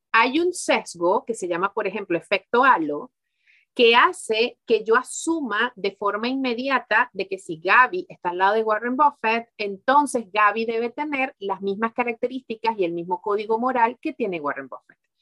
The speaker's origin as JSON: {"language": "Spanish", "country": "Venezuela", "tie": "born or raised there", "also_born_or_lived": "Mexico / Miami / Spain", "moved": "yes", "lives_now": "Belgium", "said": "en Venezuela, que fue donde yo nací"}